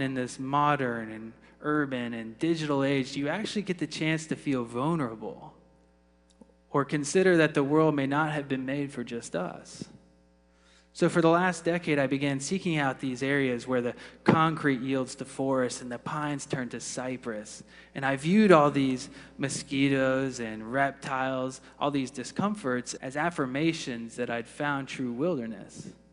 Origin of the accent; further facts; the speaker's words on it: Florida, United States; growing up in the Sunshine State